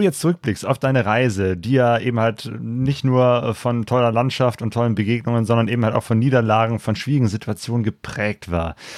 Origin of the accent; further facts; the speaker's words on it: Bergisch Gladbach, North Rhine-Westphalia, Germany; Ich komme aus Bergisch Gladbach, also auch aus dem Bergischen.